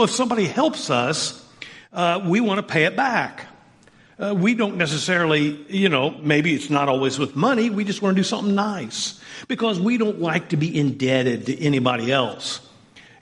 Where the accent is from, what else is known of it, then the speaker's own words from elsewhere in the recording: Southern Indiana, United States; I grew up in Southern Indiana